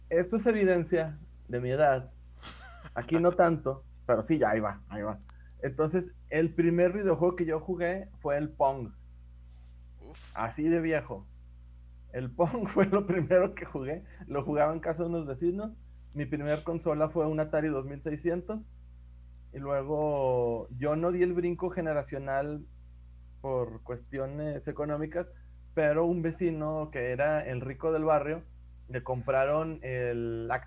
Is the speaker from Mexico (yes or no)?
yes; Gómez Palacio, Durango, Mexico; actualmente ocupo un puesto político en el gobierno de, de mi ciudad natal, Gómez Palacio, y pues hago gestoría cultural ahí